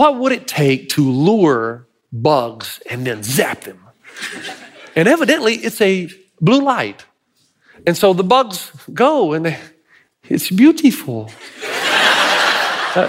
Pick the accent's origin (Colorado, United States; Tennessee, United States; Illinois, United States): Tennessee, United States; I'm from Tennessee